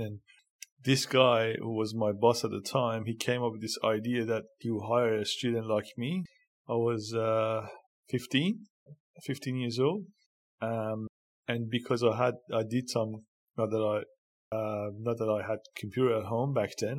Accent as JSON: {"language": "English", "town": "Karaj", "region": "Alborz", "country": "Iran", "tie": "born or raised there", "moved": "as an adult", "lives_now": "Australia", "said": "I was born in a small in Iran called Karaj, and was born in um, and basically I had a a um, interesting childhood in Iran."}